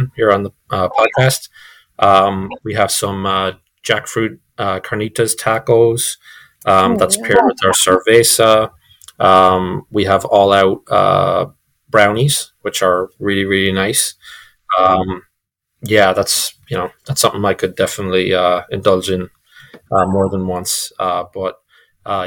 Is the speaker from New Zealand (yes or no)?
no; Ireland; moved away; I'm European and I didn't know that I'm Irish